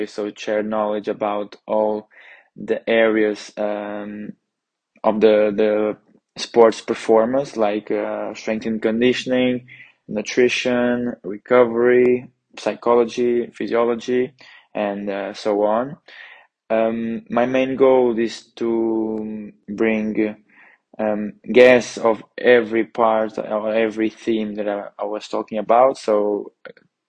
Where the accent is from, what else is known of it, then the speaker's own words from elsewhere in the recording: Porto, Norte, Portugal; moved away as an adult; now in Trento, Italy; I'm coming from Porto, Portugal